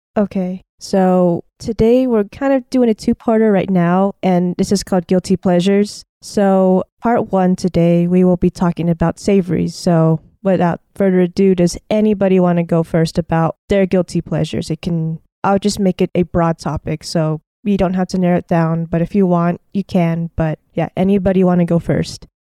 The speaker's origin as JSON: {"language": "English", "country": "United States", "tie": "born or raised there", "said": "I grew up in America"}